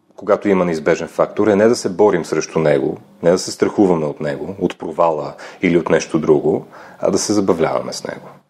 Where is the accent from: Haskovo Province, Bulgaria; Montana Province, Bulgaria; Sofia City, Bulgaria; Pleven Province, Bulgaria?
Montana Province, Bulgaria; Lom; moved away; also born or lived in United Kingdom / Belgium / Brazil; момче съм от Лом, там съм роден а, и много си го обичам това място. Всъщност след няколко часа заминавам на там, че ми липсва родния край